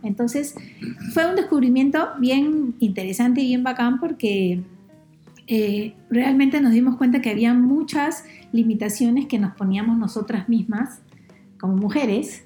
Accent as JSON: {"language": "Spanish", "country": "Peru", "said": "encontremos la forma de respetarnos más como peruanos"}